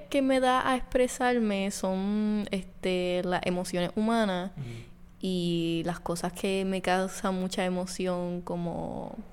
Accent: Isabela, Puerto Rico; De Isabela.

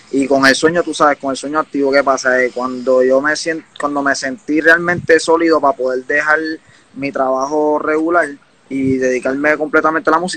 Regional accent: Canóvanas, Puerto Rico; also born or lived in Orlando; Las Magas, Palmasola.

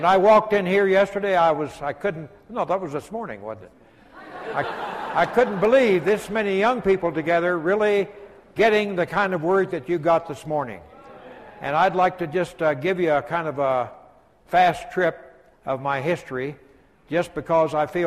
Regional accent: New Mexico, United States; I grew up in New Mexico and was active with the young people when I was in high school and junior high

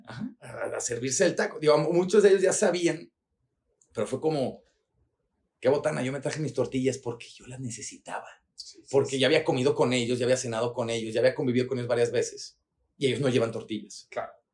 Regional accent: Mexico; also born or lived in Guadalajara; mexicanos mexicano no, no tenemos la cultura como el estadounidense o el canadiense

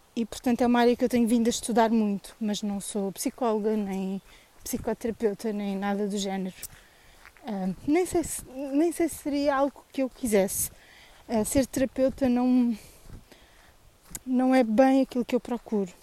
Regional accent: Tomar, Centro, Portugal; Sou tomarense

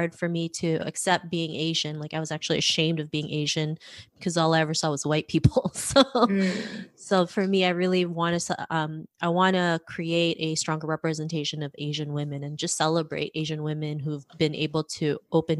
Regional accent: Toronto, Ontario, Canada; also born or lived in Philippines; I grew up in Toronto, Canada

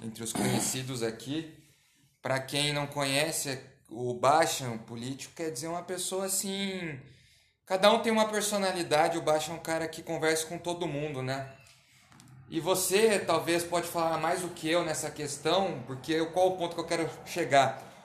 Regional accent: Brazil

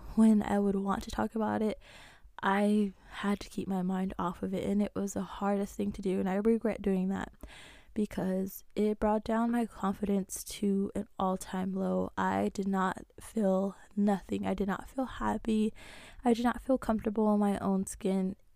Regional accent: Navajo Nation, United States; I'm Native American, I'm Navajo

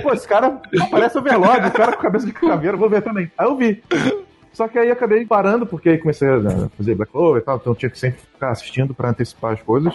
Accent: Rio de Janeiro, Brazil; also born or lived in São Paulo; sou do aqui do Rio de Janeiro

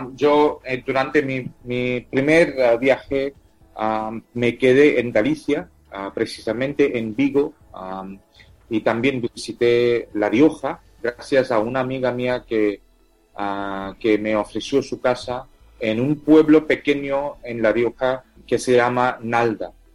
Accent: India; first language Tamil; Spanish is a second language; mi lengua materna es tamil. Tamil es una lengua de eh, una de las, 22 ah, lenguas ah, oficiales de la India

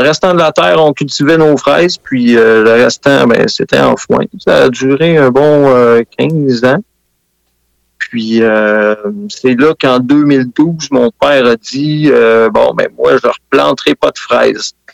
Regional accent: Sainte-Anne-des-Plaines, Quebec, Canada; Je viens de Saint-Anne-des-Plaines une euh, ancienne capitale de la fraise

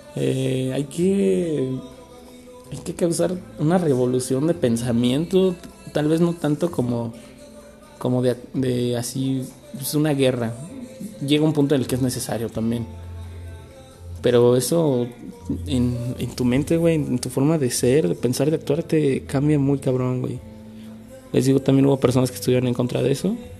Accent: Celaya, Guanajuato, Mexico; aquí en Celaya, de donde soy natal, soy autóctono de aquí, de Celaya

